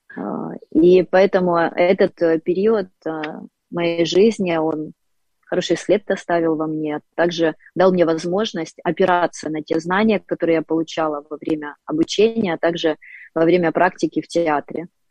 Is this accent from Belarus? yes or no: no; Dnipro, Dnipropetrovsk Oblast, Ukraine; я коренная Днепропетровчанка, один из э, красивейших городов Украины. Я родилась и выросла в этом городе.